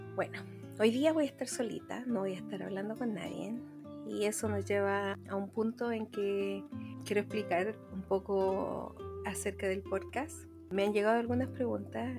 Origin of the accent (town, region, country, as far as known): Chile